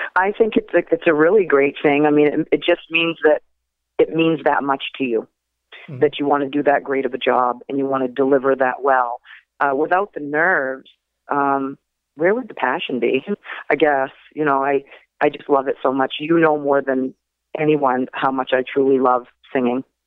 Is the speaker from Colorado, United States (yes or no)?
no; Machiasport, Maine, United States; also born or lived in Portland, Maine; I was actually born in Portland, Maine, but I grew up in Machias Port.